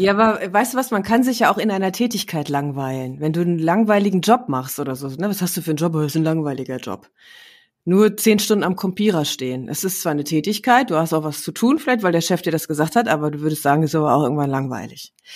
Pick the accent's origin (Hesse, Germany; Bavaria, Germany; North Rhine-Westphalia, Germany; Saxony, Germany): North Rhine-Westphalia, Germany; Herne; moved away; also born or lived in Düsseldorf; meine Heimatstadt ist Herne